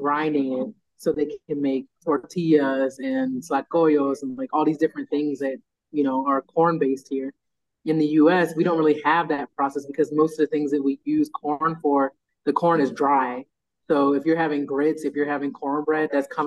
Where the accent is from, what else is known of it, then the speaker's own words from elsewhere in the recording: United States; moved away as an adult; now in Mexico; there's Black people in the U.S. and we're different from Black people from the Caribbean, from Africa